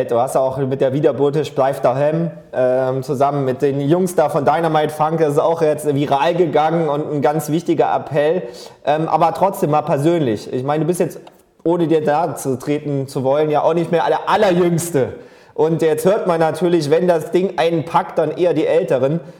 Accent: Trier, Rhineland-Palatinate, Germany; Ich bin zwar gebürtiger Trierer und ist auch wirklich hart.

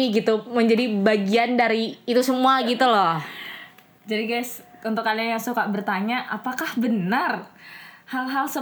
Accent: Kalimantan, Indonesia; karena ibunya tahu kita dari Kalimantan maksudnya dari luar Jawa

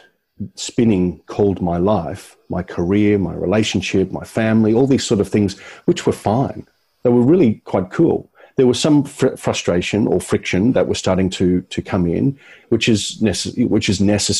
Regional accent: Brisbane, Queensland, Australia; my hometown. I thought, oh, look, it's just Brisbane.

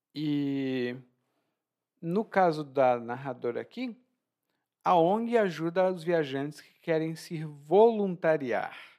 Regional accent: Ceará, Brazil; no meu estado natal, lá no Ceará

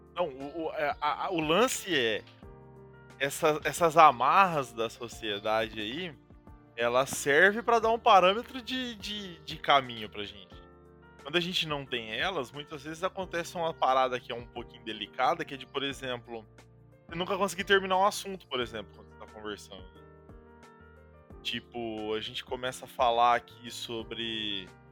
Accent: Paraná, Brazil; pelo menos aqui, onde eu cresci, assim, é muito normal

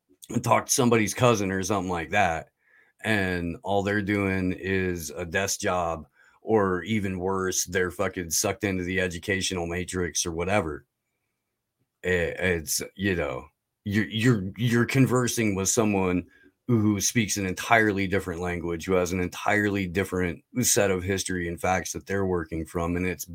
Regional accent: Indiana, United States; I grew up in Indiana, so there were a lot of like inside baseball to that state jokes that I was gonna get.

